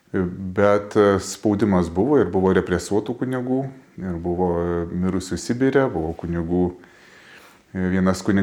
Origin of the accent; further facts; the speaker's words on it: Tauragė, Tauragė County, Lithuania; mano gimtajame mieste, mano parapijoje Tauragėje